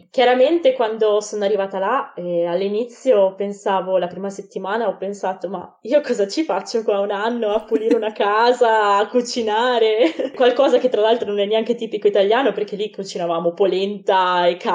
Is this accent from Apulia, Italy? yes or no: no; Vicenza, Veneto, Italy; moved away as an adult; now in Bologna, Italy; vengo da Vicenza ma in realtà adesso come adesso sto vivendo a Bologna